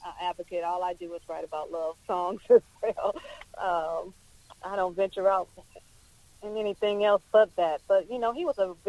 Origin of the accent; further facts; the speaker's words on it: Detroit, Michigan, United States; I grew up in the Michigan area